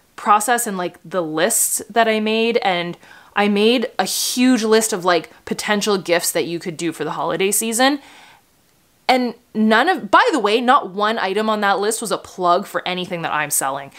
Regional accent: Canada; I'm Canadian

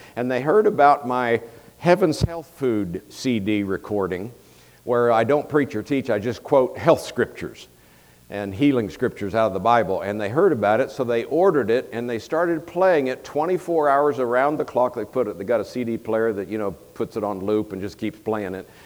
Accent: Tampa, Florida, United States; moved away as an adult; also born or lived in Colorado; I was born and raised in Tampa, Florida, so I am a Floridian and lived there for 27 years.

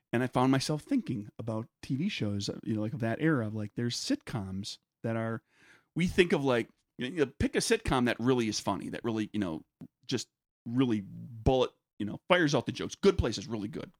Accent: United States; I'm American

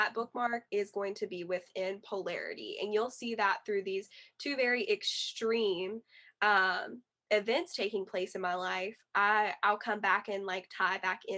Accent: the South, United States; And I'm in the Bible Belt as well in the South. So, you know, like growing up in the Bible Belt in the South, at, you know, growing up in a Christian household

